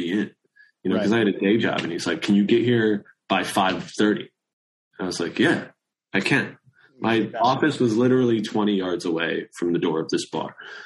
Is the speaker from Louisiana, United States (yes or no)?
no; Maryland, United States; I'm from Maryland